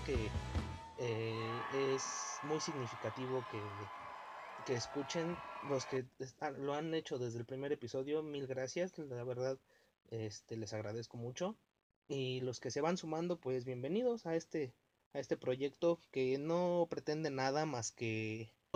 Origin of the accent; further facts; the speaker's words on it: Mexico; los mexicanos aguantamos todo